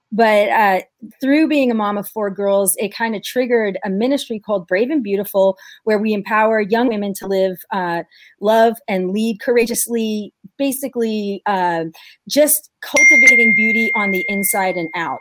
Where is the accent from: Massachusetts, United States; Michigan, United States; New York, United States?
New York, United States; I'm from New York